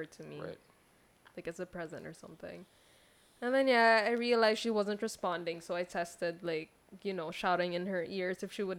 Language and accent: English; Singapore; moved away as an adult; 22 years old. And I am from Singapore. I just moved here 2015. And then after 2 years, I moved back to Singapore. And then last year, I moved back here again.